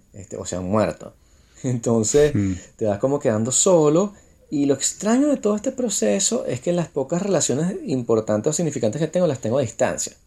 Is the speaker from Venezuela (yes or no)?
yes; Venezuela; moved away; como soy venezolano